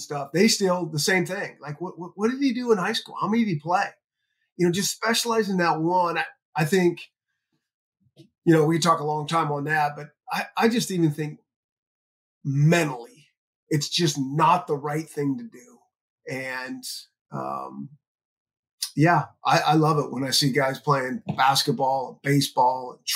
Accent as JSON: {"language": "English", "region": "Northern California", "country": "United States", "tie": "born or raised there", "said": "I grew up in Northern California"}